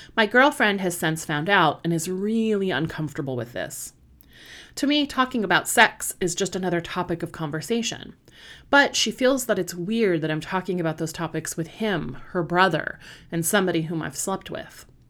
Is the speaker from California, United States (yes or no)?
yes; Southern California, United States; moved away as an adult; also born or lived in Washington, D.C. area; now in British Columbia, Canada; I am not originally from Canada. I am originally from Southern California, but I spent, um, God, seventeen years in the Washington, D C area